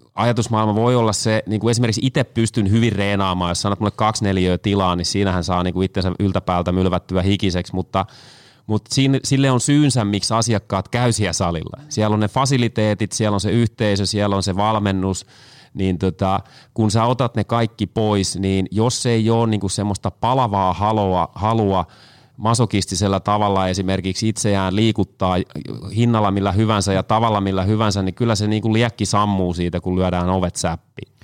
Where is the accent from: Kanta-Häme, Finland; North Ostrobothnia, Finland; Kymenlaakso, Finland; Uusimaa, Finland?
Kanta-Häme, Finland; now in Tampere, Finland; Tuun Tampereelta, mutta kotoisin olen Kanta Hämeestä